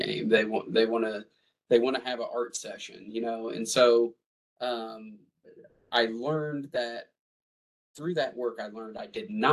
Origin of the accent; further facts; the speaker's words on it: Jefferson City, Missouri, United States; moved away as an adult; now in Kansas City, United States; So I grew up here in Jefferson City, actually. That's where I spent my childhood.